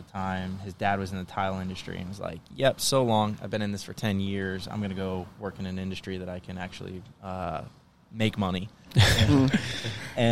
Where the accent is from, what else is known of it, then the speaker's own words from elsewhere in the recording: Cocoa Beach, Florida, United States; moved away as an adult; also born or lived in St. Augustine, Florida / Tampa, Florida; now in Charleston, United States; I grew up in Cocoa Beach